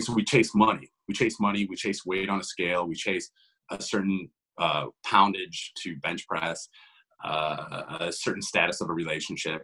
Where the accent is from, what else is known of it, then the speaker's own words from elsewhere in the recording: Ohio, United States; also born or lived in Columbus, Ohio; I'm from Ohio. I'm born and raised here. I've been here my entire life.